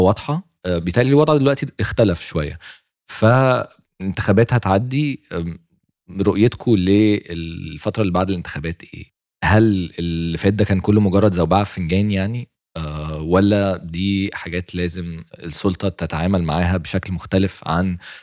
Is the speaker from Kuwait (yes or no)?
no; Egypt; إحنا كمصريين